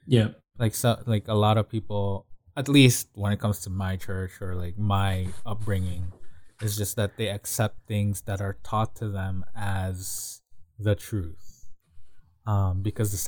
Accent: Philippines; moved away; growing up in the Philippines

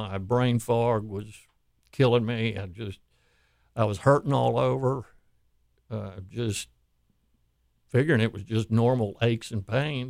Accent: Houston, Texas, United States; I grew up here in Houston, moved here in 1959.

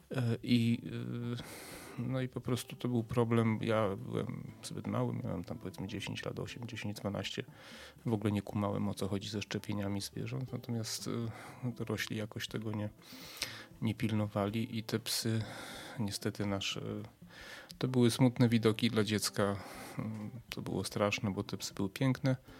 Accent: a village near Przemyśl, Subcarpathian Voivodeship, Poland; urodziłem się w mieście, ale to powiedzmy wychowałem się na wsi podprzemyskiej.

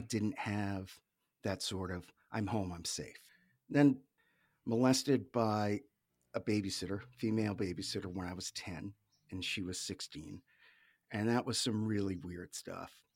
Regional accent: New England, United States; Grew up in New England, in the States.

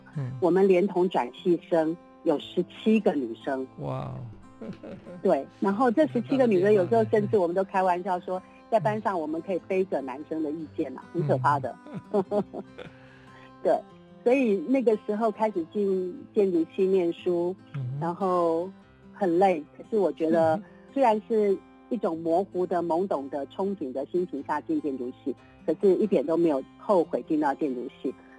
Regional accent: Taipei, Taiwan; 台北人，对，oh, okay. 嗯、我我出生在这种公务人员家庭里面呢

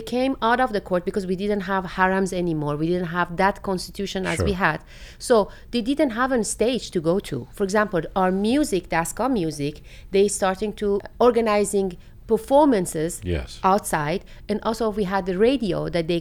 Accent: Shiraz, Fars, Iran; English is a second language; now in Netherlands; I immigrated from Iran on a younger age.

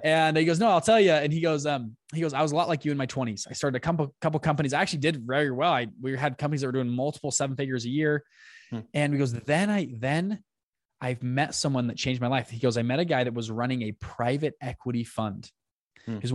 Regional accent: Salt Lake City, Utah, United States; also born or lived in Taiwan; I'm from Salt Lake City, Utah

